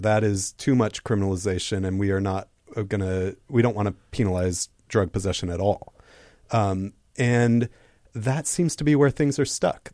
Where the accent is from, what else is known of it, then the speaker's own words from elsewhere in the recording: Seattle, Washington, United States; I'm also born and raised in Seattle